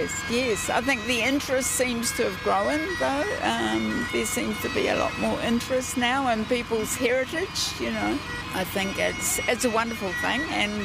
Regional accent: Marton, Manawatū-Whanganui, New Zealand; I come from Martin

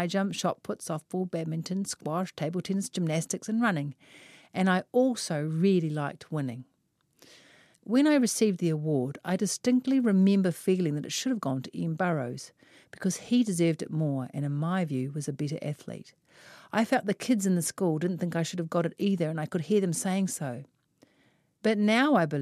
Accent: Auckland, New Zealand; I was born in West Auckland

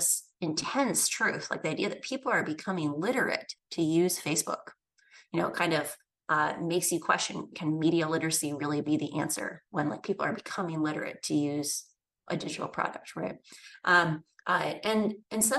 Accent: Midwest, United States; I grew up in the Midwest

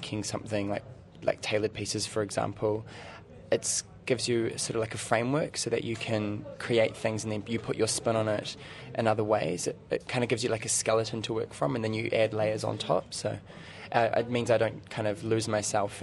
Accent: Rotorua, Bay of Plenty, New Zealand; now in Auckland, New Zealand; I'm originally from Rotorua, but I'm currently living in Auckland at the moment

